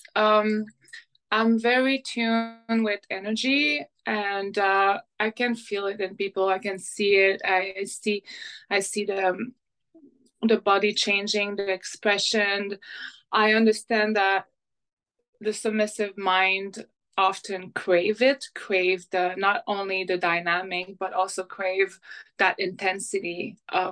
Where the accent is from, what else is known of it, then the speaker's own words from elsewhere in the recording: Montreal, Quebec, Canada; first language French; English is a second language; now in Vancouver, Canada; I'm from Montreal